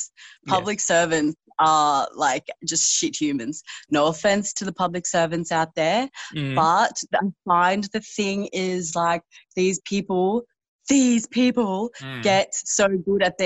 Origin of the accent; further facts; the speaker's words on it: Canberra, Australian Capital Territory, Australia; moved away as an adult; now in Brisbane, Australia; I'm actually from Canberra originally